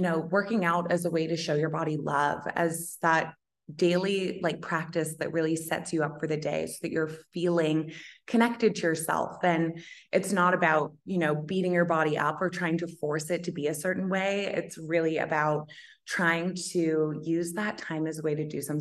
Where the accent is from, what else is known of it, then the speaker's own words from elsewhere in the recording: Toronto, Ontario, Canada; moved away as an adult; now in Australia; I was living in Toronto. So I'm from Toronto originally.